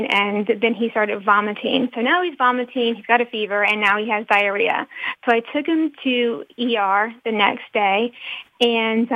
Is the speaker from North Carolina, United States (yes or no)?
yes; North Carolina, United States; I'm from the South, I'm from North Carolina